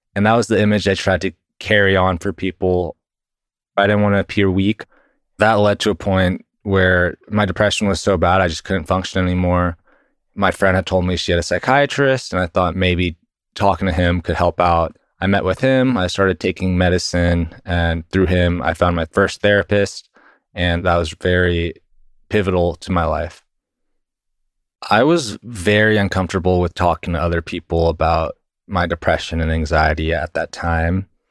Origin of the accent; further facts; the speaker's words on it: Texas, United States; I was born and raised in Texas, and I currently work at Google doing sales, and I've been in Texas my whole life